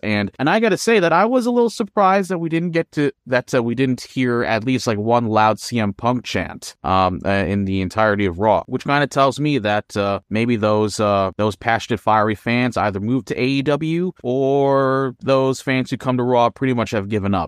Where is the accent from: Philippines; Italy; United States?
Philippines; moved away; in my home country of the Philippines